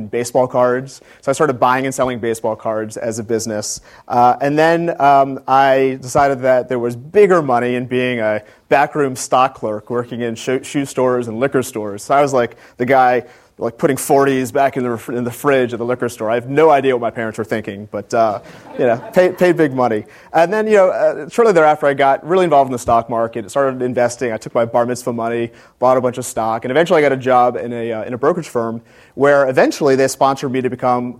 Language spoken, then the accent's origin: English; Gaithersburg, Maryland, United States; moved away as an adult; also born or lived in Washington, D.C. / Atlanta, Georgia; I was born in Washington, D.C., grew up in Gaithersburg, Maryland